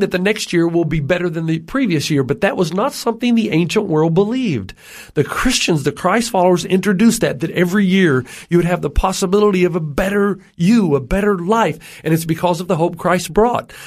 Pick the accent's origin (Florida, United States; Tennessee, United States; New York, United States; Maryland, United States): Tennessee, United States; I grew up in Tennessee, which is in the southern region of the, of uh, the United States